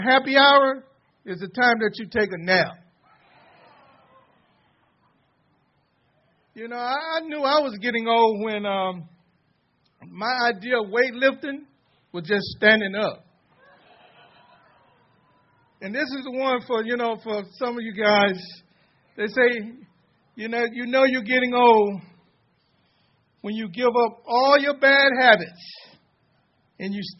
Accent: Mississippi, United States; also born or lived in Greater Long Beach; now in Los Angeles, United States; I'm from Mississippi

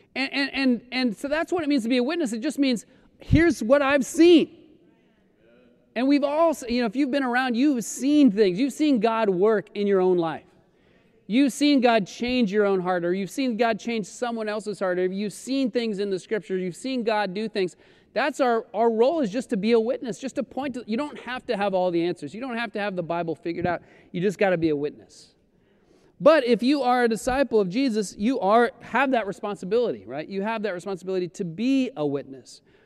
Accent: Colorado, United States; moved away as an adult; also born or lived in Florida; now in Los Angeles, United States; I grew up in Colorado. I, I was born in Florida, but grew up in Colorado since I was seven

